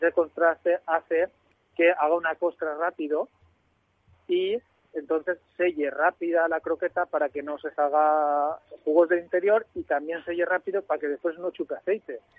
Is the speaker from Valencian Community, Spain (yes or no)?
yes; Gandia, Valencian Community, Spain; moved away; abrí uno en Gandía de mi tierra, que soy valenciano, para, acercarme a mi tierra